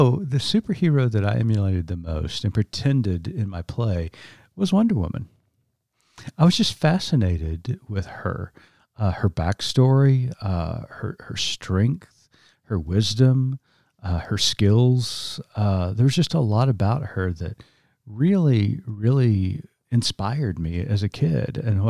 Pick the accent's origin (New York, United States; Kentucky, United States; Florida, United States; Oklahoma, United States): Oklahoma, United States; wasn't getting that anywhere else, you know, with just the stereotypes and the derogatory comments, just growing up in Eastern Oklahoma. But Mrs. Clark really showed me that being indigenous, being Native, was something to be proud of.